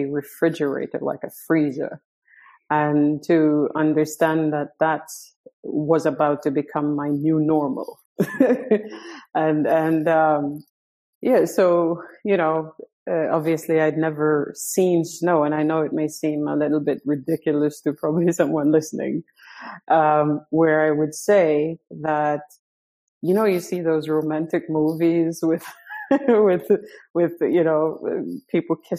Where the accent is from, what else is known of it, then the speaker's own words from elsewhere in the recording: Montego Bay, Saint James, Jamaica; moved away as an adult; also born or lived in Selfoss, Iceland; now in Iceland; I was born and raised in Montego Bay, Jamaica, which is like the tourist capital of Jamaica